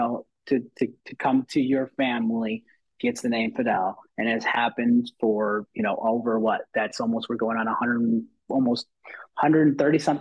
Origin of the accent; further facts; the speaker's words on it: Texas, United States; I'm first generation here. My parents were born in Mexico. I was born in Texas